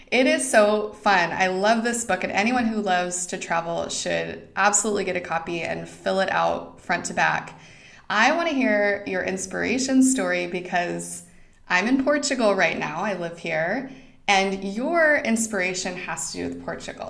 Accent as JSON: {"language": "English", "region": "Idaho", "country": "United States", "tie": "born or raised there", "moved": "yes", "said": "I didn't grow up in Montana, but I grew up in Idaho."}